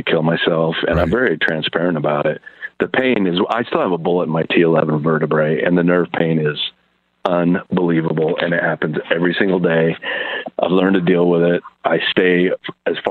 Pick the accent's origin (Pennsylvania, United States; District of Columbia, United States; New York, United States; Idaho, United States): Idaho, United States; I'm a kid from Idaho.